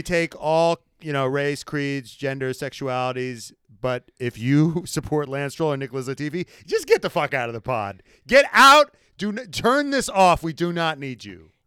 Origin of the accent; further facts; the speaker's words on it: United States; being an American